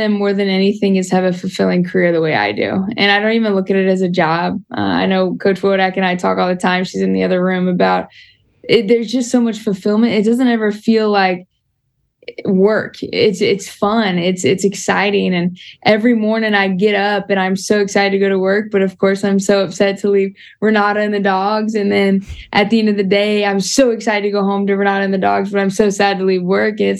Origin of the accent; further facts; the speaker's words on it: Houston, Texas, United States; moved away as an adult; also born or lived in San Antonio / Tuscaloosa, Alabama; now in Monroe, United States; I was born and raised in Houston